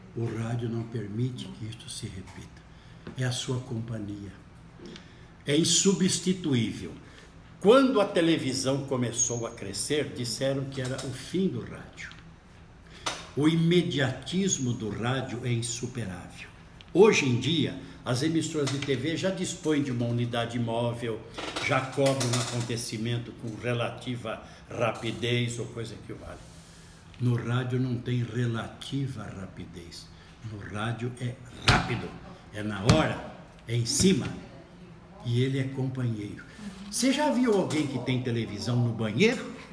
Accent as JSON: {"language": "Portuguese", "town": "Paraguaçu Paulista", "region": "São Paulo", "country": "Brazil", "tie": "born or raised there", "accent": "caipira", "said": "Eu sou caipira da Alta Sorocabana. Eu sou ali de uma cidadezinha pequena chamada Paraguaçu Paulista"}